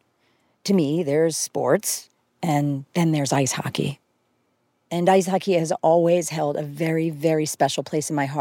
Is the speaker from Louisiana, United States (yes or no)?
no; outside of Philadelphia, Pennsylvania, United States; moved away; also born or lived in San Francisco; I grew up outside of Philadelphia